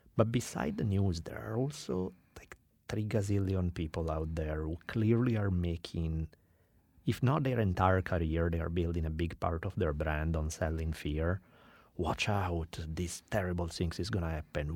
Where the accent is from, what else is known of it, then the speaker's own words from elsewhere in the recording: Italy; also born or lived in Milan; now in United States; growing up in Italy